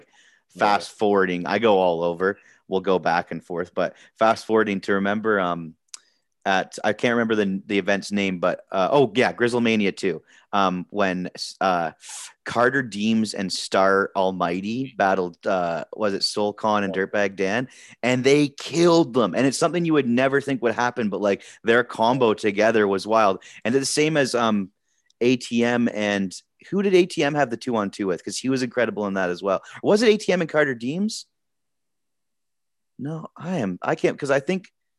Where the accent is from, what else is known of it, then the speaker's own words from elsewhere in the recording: Nova Scotia, Canada; now in Ontario, Canada; I grew up in Nova Scotia